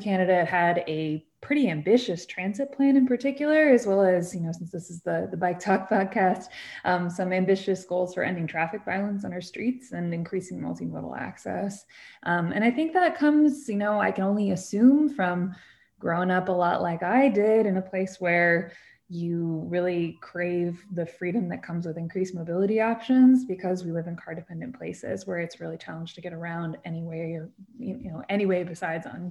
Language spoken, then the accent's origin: English; Cleveland, Ohio, United States; now in St. Louis, United States; I grew up in Cleveland, Ohio